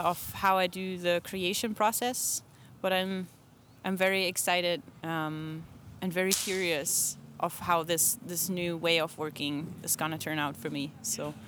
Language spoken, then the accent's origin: English; Germany; now in Portland, United States; Germany, but I live in Portland, Oregon.